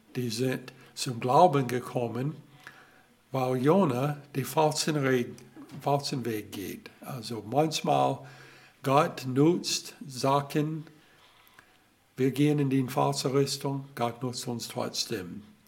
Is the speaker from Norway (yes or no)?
no; Alabama, United States; German is a second language; moved away; ich komme aus Alabama